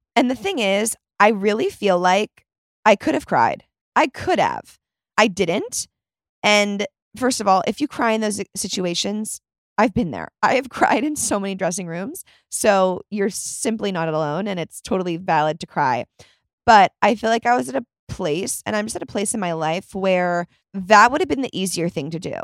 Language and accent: English; Chicago, Illinois, United States; I was born in Chicago.